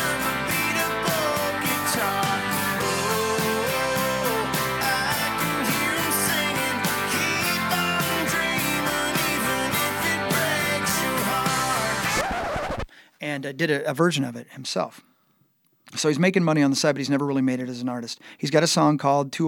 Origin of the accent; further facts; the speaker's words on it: Union City, Indiana, United States; moved away; growing up in Union City, Indiana